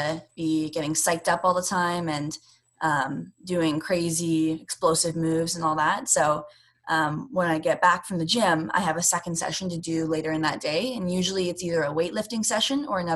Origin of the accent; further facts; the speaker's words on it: Canada; I'm not American. And when you're a Canadian competing in America